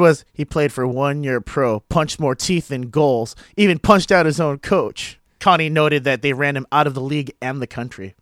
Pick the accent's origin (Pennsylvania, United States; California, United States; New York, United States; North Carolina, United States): California, United States; San Diego; growing up in San Diego